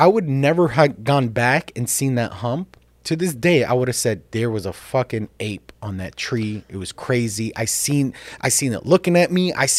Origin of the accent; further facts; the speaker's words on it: Jerusalem, Jerusalem District, Israel; I remember as a little child, I grew up in Jerusalem, right?